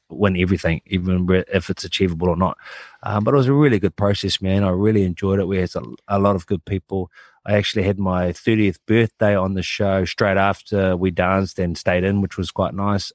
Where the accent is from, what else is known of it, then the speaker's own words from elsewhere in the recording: New Zealand; born and bred in New Zealand